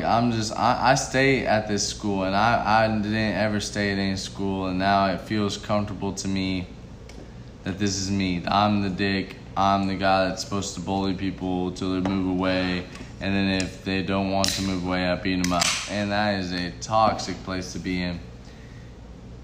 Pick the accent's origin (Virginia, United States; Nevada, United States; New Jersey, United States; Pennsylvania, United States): Nevada, United States; Las Vegas; So I'm from Las Vegas, Nevada. So, like, I'm moving all around in Las Vegas.